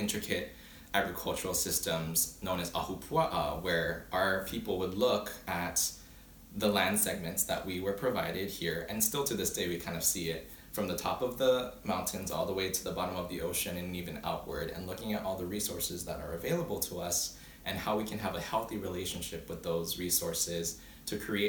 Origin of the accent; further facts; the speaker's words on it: Oahu, Hawaii, United States; first language Hawaiian; English is a second language; I am 25 years old, born and raised in Oahu, Hawaii, the Hawaiian Islands